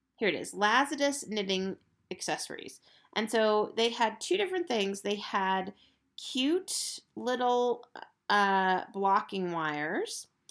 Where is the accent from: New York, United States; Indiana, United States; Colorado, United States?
Colorado, United States; Estes Park; Estes Park, Colorado, which is my hometown.